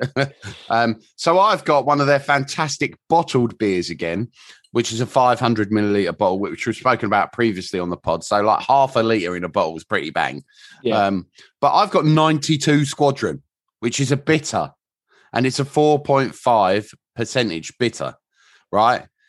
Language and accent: English; England, United Kingdom; being English